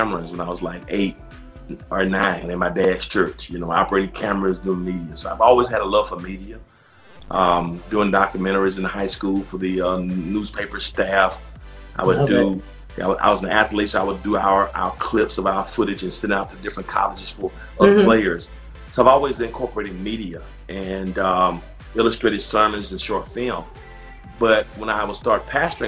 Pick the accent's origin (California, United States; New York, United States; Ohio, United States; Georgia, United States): Georgia, United States; Macon; moved away as an adult; now in Atlanta, United States; born and raised in Macon, Georgia